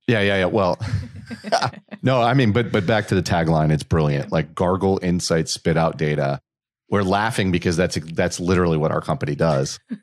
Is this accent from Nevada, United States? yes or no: no; Connecticut, United States; moved away as an adult; also born or lived in New York area / Rhode Island; now in Central North Carolina, United States; growing up in Connecticut